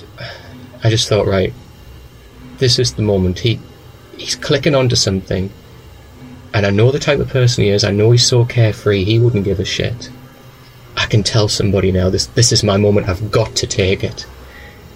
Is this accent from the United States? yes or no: no; Newcastle upon Tyne, North East England, United Kingdom; moved away; also born or lived in Manchester; Where I'm from is the northeast of England. I'm from a place called Newcastle